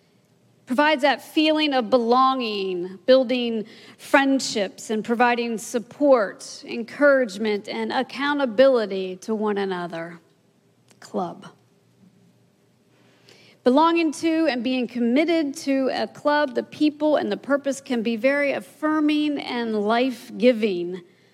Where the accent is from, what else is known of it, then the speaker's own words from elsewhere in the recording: Maryland, United States; now in Louisiana, United States; I grew up in Maryland